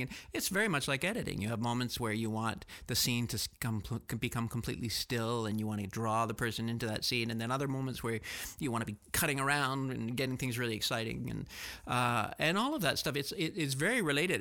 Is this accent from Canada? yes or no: yes; Canada; born or raised there; also born or lived in France / Barcelona, Spain